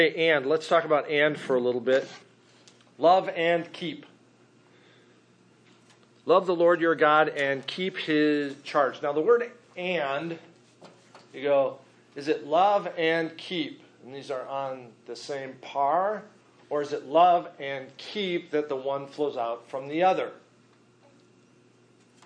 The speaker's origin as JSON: {"language": "English", "country": "United States", "said": "we as American believers"}